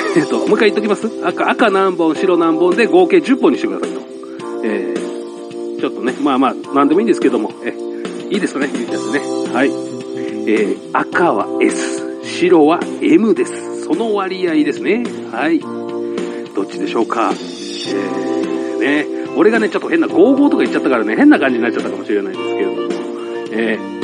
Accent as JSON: {"language": "Japanese", "region": "Saitama", "country": "Japan", "said": "俺も埼玉県なんですけど"}